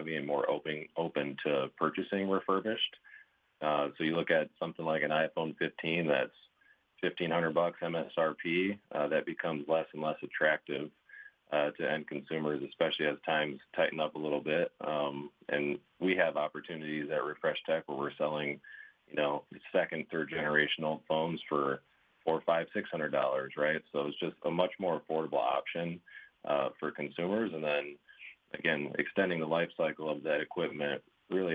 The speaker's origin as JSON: {"language": "English", "town": "Grand Rapids", "region": "Michigan", "country": "United States", "tie": "born or raised there", "moved": "as an adult", "lives_now": "Fort Wayne, United States", "said": "Born and raised in Grand Rapids, Michigan, just on the northwest side there."}